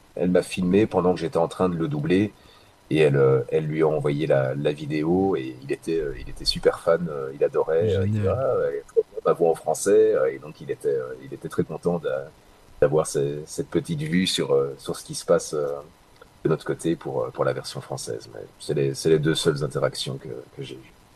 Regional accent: Belgium; chez nous en Belgique

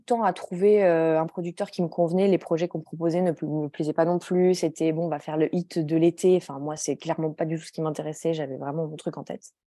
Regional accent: Grenoble, Auvergne-Rhône-Alpes, France; moved away as an adult; now in Stockholm, Sweden; Je suis née et j'ai grandi à Grenoble.

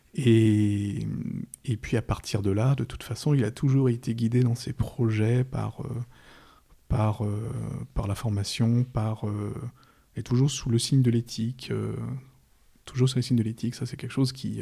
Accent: Paris, Île-de-France, France; je suis parisien, je suis un pur, un pur parisien du, du, 11e arrondissement

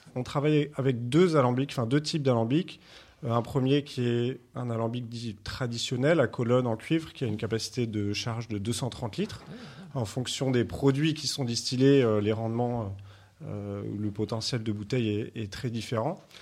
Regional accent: Martinique, France; moved away; also born or lived in Lot-et-Garonne / Condom, Gers; j'ai grandi en Martinique

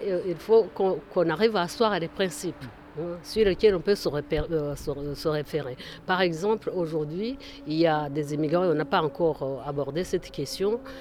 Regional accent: Rwanda; now in France; Je suis originaire du Rwanda

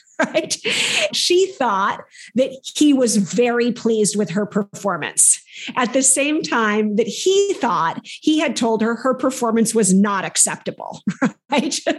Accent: Minnesota, United States; moved away as an adult; also born or lived in Southeast Asia / Southern Africa; now in Paris, France; I was raised in the Midwest of the US in a place called Minnesota

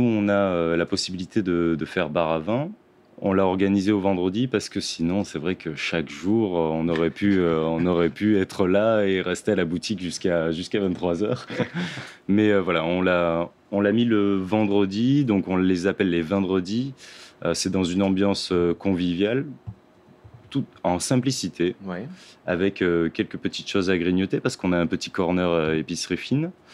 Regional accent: Lebanon; now in France; je suis libanais

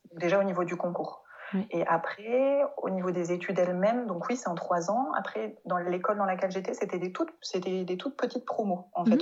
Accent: France; accent: French; first language French; moved away as an adult; also born or lived in Mainz, Germany; je vienne de France et que j'ai un gros accent français

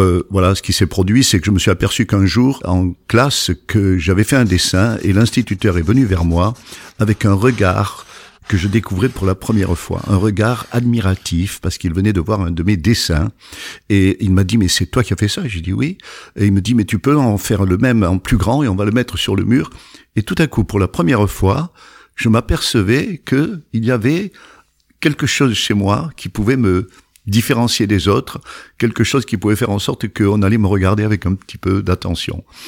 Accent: Provence-Alpes-Côte d'Azur, France; also born or lived in Le Muy; now in New York, United States; Je suis né dans les Alpes de Haute-Provence, dans un petit village qui n'est même pas un village

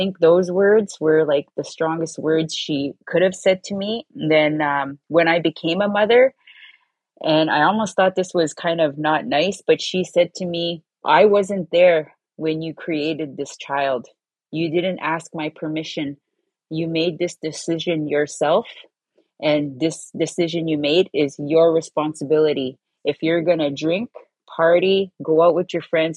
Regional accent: Wikwemikong Unceded Indian Reserve, Manitoulin Island, Ontario, Canada; I come from Wequemekong Unceded Indian Reserve, located on Manitoulin Island on Lake Huron

